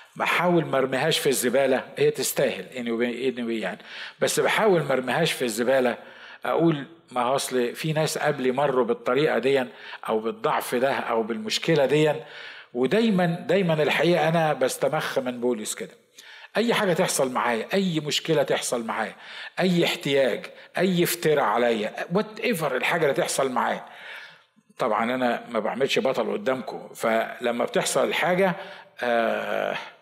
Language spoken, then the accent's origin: Arabic; Egypt; احنا برضو مصريين